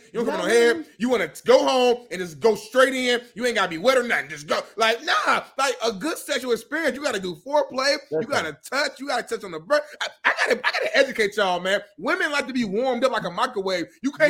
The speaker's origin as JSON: {"language": "English", "region": "Indiana", "country": "United States", "said": "I'm from the Midwest, Indiana, 317."}